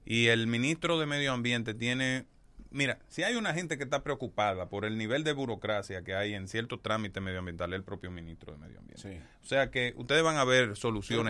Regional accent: Monte Plata, Dominican Republic; also born or lived in Distrito Nacional; now in Santo Domingo, Dominican Republic; crecí en Monteplata, pero yo soy yo he hecho mi vida aquí en el Distrito Nacional

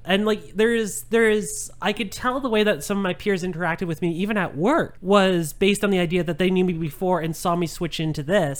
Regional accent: Langley, British Columbia, Canada; growing up in Langley

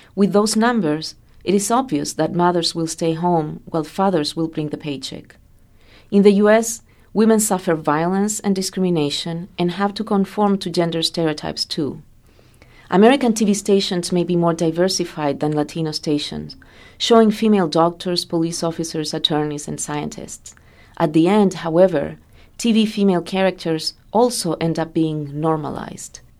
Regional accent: Chile; now in United States; I come from Chile, a country that did not have a divorce law until two thousand and five

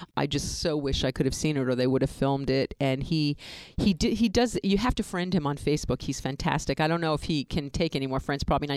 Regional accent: New York, United States; moved away; we are from New York. We had an apartment in New York

